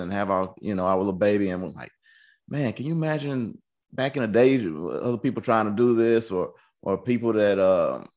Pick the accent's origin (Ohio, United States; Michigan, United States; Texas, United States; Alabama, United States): Texas, United States; we're from Texas